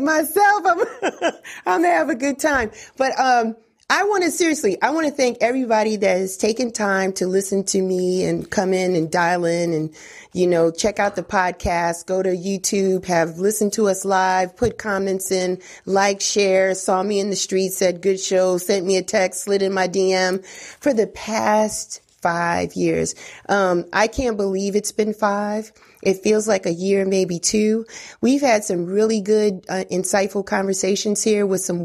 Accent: New York City, New York, United States; growing up in the Bronx in New York

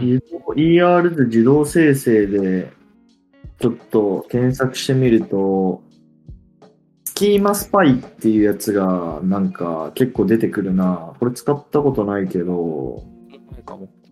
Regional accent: Hiroshima, Japan; 俺も広島、地元だけど、広島新庄出てて

